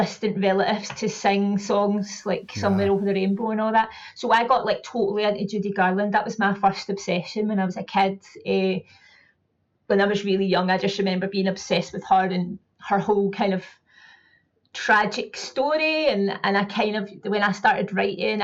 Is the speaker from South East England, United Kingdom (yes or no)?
no; Glasgow, Scotland, United Kingdom; I grew up in a place called Hillington, which is in the kind of south west of Glasgow